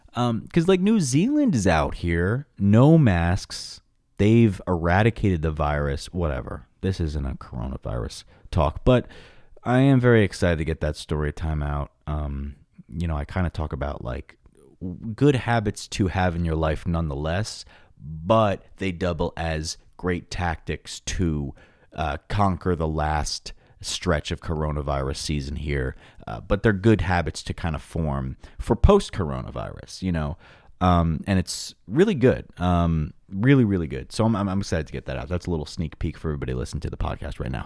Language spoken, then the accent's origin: English; Long Island, New York, United States; my hometown of Long Island, New York